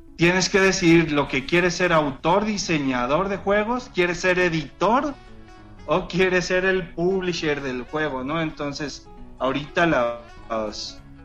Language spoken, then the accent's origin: Spanish; Mexico; soy mexicano